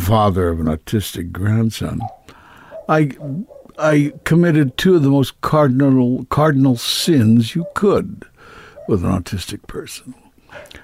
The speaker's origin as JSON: {"language": "English", "town": "Kansas City", "region": "Kansas", "country": "United States", "tie": "born or raised there", "moved": "yes", "said": "Kansas City, Kansas"}